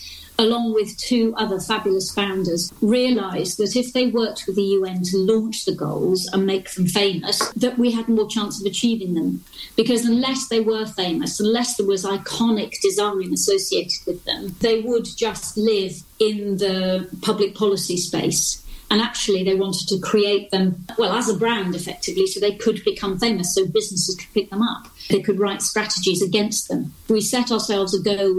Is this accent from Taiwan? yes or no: no; Yorkshire and the Humber, United Kingdom; I'm a proud Yorkshire lass.